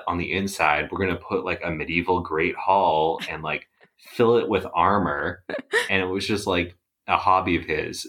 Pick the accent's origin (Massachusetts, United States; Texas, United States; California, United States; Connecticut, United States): Massachusetts, United States; Worcester; I grew up in the Worcester area